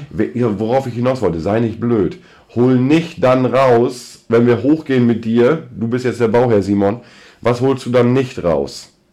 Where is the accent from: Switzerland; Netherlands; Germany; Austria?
Germany; North Rhine-Westphalia; bei uns in Westfalen